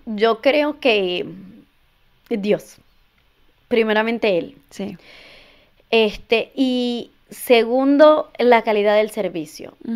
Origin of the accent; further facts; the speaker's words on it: Venezuela; moved away as an adult; now in United States; soy inmigrante, soy venezolana. Llegué a este país hace ocho años.